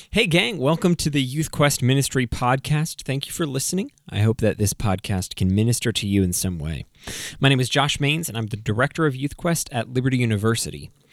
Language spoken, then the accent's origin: English; New England, United States; also born or lived in Connecticut / Maine; I grew up in New England. I was born in Connecticut, moved up to Maine, and then came back to Connecticut in twenty ten.